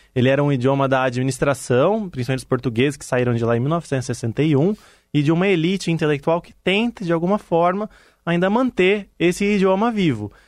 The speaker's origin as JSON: {"language": "Portuguese", "country": "Brazil", "moved": "as an adult", "said": "sou do Brasil"}